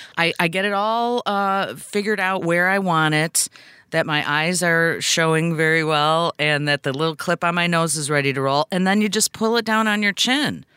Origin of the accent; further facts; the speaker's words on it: United States; I'm still an American 'cause I was born here